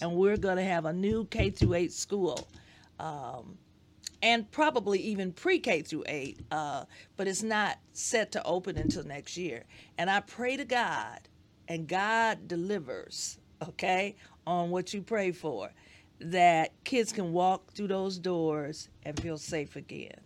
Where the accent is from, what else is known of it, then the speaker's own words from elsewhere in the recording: Detroit, Michigan, United States; we grew up on the east side of Detroit